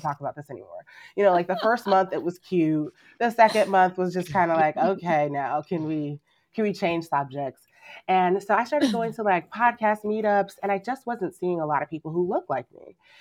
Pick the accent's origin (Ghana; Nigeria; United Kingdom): Nigeria; I'm Nigerian